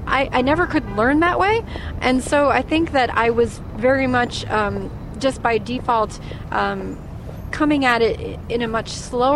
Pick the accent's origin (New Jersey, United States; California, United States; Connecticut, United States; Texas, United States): Connecticut, United States; Torrington; I grew up in Torrington, Connecticut